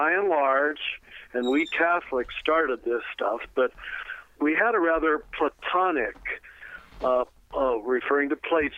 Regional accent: United States; you and I grew up in America, we called ourselves Americans

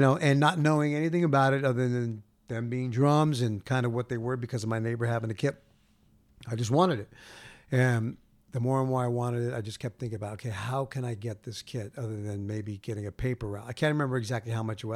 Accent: Gardena, California, United States; where I grew up in Gardena

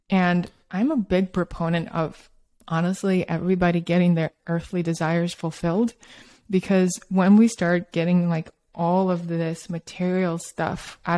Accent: Russia; also born or lived in Australia; now in United States; I grew up in Soviet Russia and Australia, and then I moved to New York and San Francisco. I'm kind of a little bit from all over

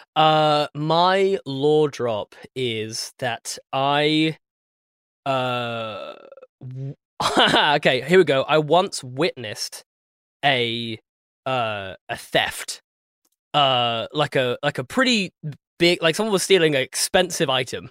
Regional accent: England, United Kingdom; I'm the English guy, light skin.

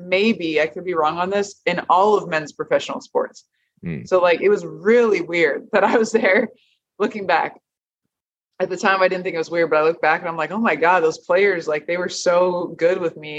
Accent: Nebraska, United States; moved away; I'm from Nebraska

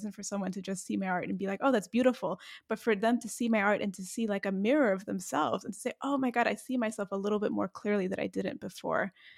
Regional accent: United States; And yet, you know, just growing up as an American kid, you just want so much to fit in and to be so normal, I guess you can say.

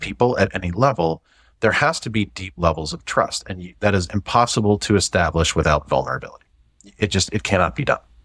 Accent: St. Louis, Missouri, United States; moved away as an adult; also born or lived in Atlanta / Dallas; I grew up in the Midwest, grew up in Saint Louis, you know, still a Cardinal fan.

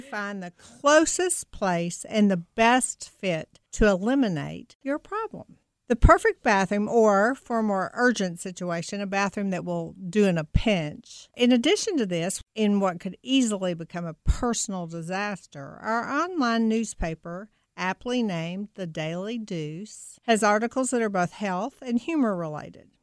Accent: Kentucky, United States; now in Louisville, United States; I grew up about twenty miles south of University of Kentucky

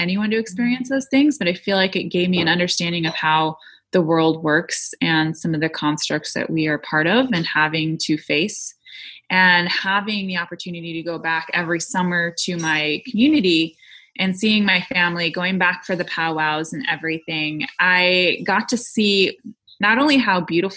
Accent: United States; moved away; I am Lakota. I am an Indigenous woman. I come from Kuichasha Oyate

